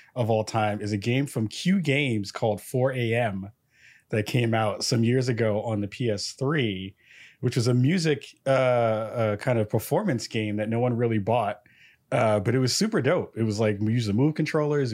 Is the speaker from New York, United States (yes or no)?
yes; New York City, New York, United States; now in Portland, United States; I'm from the Bronx, New York. I'm out in Portland, Oregon